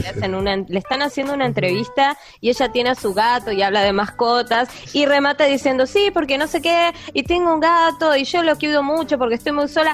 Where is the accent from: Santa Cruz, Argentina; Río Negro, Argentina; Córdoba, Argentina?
Río Negro, Argentina; General Roca; somos de General Roca, Río Negro